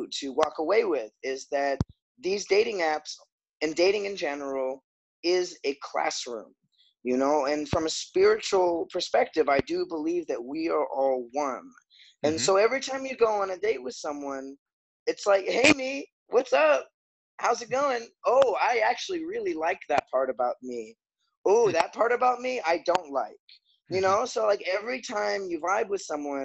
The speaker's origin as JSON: {"language": "English", "region": "Florida", "country": "United States", "also_born_or_lived": "Chicago / Wellington, New Zealand", "lives_now": "Gainesville, United States", "said": "I'm from Florida originally"}